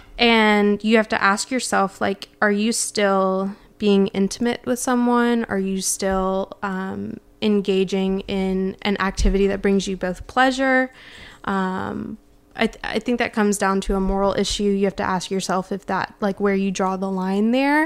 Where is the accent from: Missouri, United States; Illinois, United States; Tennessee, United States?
Tennessee, United States; Memphis; born and raised in Memphis in the South